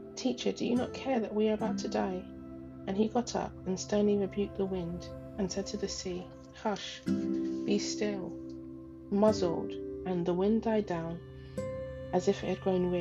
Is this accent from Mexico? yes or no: no; Ghana; moved away; my home country, Ghana, my home.